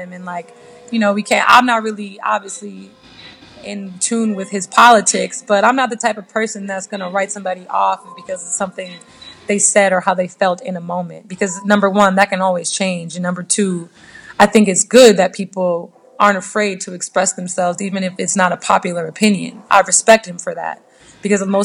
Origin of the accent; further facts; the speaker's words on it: United States; I'm American. I grew up in America.